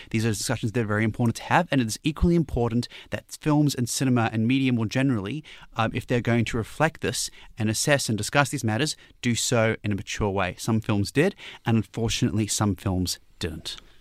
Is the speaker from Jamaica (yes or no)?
no; Newcastle, New South Wales, Australia; Newcastle, my hometown's next